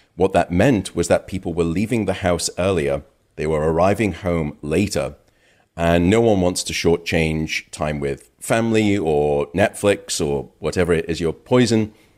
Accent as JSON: {"language": "English", "country": "United Kingdom", "moved": "yes", "lives_now": "United States", "said": "My home country, uh, the UK"}